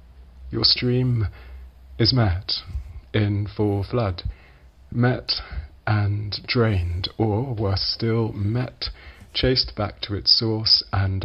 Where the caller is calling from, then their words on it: Poland; I'm recording this from Poland.